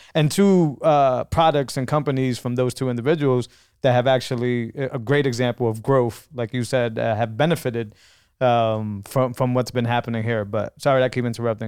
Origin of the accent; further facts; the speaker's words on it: New England, United States; I'm from New England